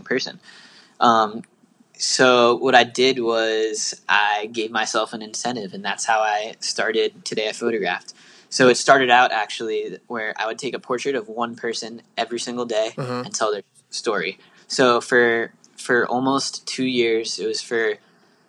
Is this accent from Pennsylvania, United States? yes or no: yes; Bethlehem, Pennsylvania, United States; moved away; I was back at my hometown in Bethlehem, Pennsylvania